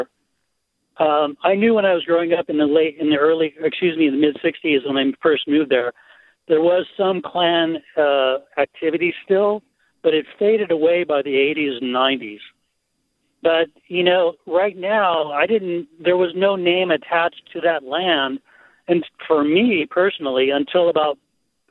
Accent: Manhattan Beach, California, United States; now in Mill Valley, United States; I grew up in the Manhattan Beach area from the mid-60s to the late 80s

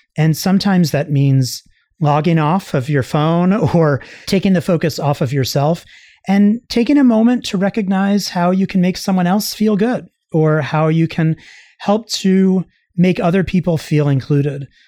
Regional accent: Long Island, New York, United States; I grew up on Long Island in New York

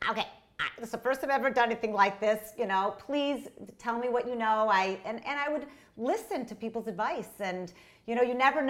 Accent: Detroit, Michigan, United States; now in New York, United States; I'm from Detroit. My parents lived in Detroit

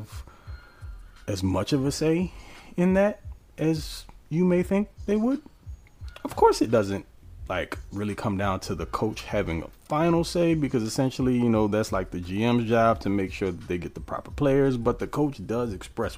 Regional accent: New Orleans, Louisiana, United States; born or raised there

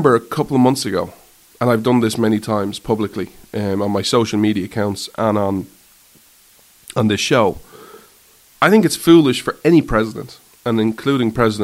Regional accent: Ireland; I thrive as an Irishman

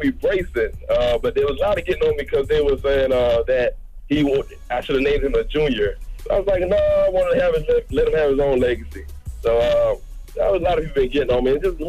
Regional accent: Orlando, Florida, United States; This weekend, I'm from Orlando, man.

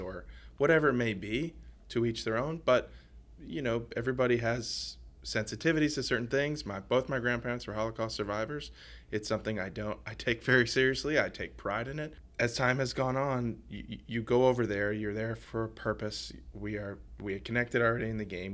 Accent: New Orleans, Louisiana, United States; moved away; I grew up in New Orleans

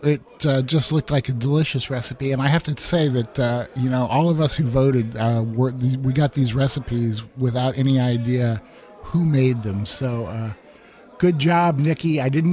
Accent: Midwest, United States; I grew up in the Midwest.

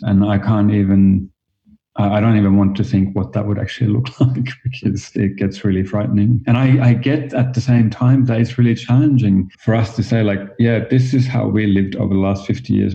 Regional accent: Finland; moved away as an adult; also born or lived in Australia; now in New York, United States; I am originally from Finland, and as you might hear a little bit from my accent, I moved to Australia

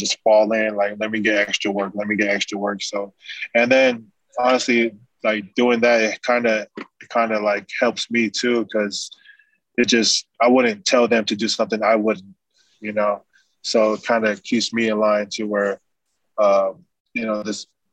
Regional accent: Las Vegas, Nevada, United States; also born or lived in California; So since 7 years old, I've been in Vegas

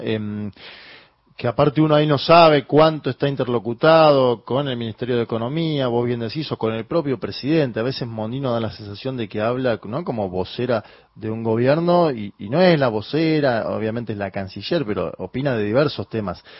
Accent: Argentina; nuestro país

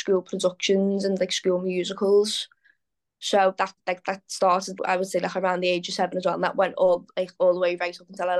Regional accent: Liverpool, North West England, United Kingdom; Like I said, born and bred in Liverpool. I've never lived anywhere else.

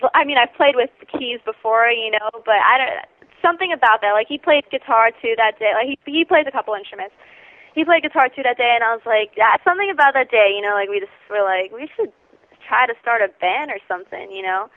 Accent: Cooper City, Florida, United States; we're from Cooper City

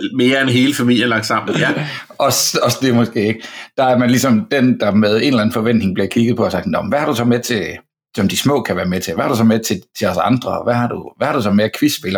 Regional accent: Fredericia, Southern Denmark, Denmark; now in Copenhagen, Denmark; jeg er fra Fredericia og bor i København nu

